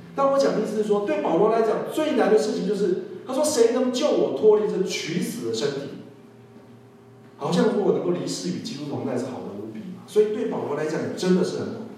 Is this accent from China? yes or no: no; Taiwan; 我们台湾人